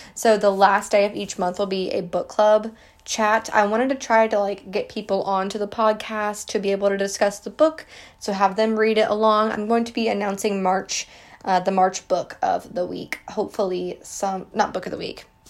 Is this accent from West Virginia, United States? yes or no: yes; West Virginia, United States; I grew up in West Virginia my entire life.